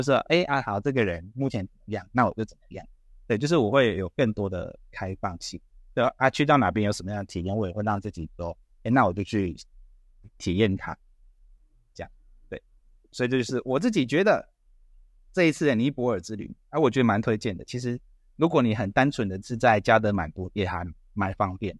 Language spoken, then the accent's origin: Chinese; Taiwan; 他知道我是台湾来的